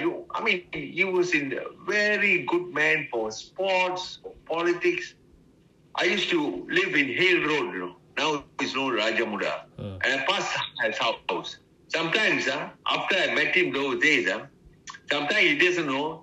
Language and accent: English; Penang, Malaysia; moved away as an adult; also born or lived in Singapore; now in Kuala Lumpur, Malaysia; I was born in Penang